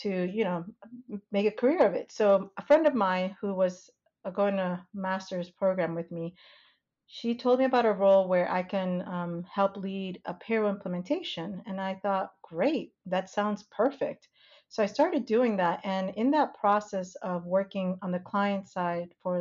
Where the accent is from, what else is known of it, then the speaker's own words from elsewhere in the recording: United States; moved away as an adult; also born or lived in Panama / North Carolina; now in Indiana, United States; We lived in New York, New Jersey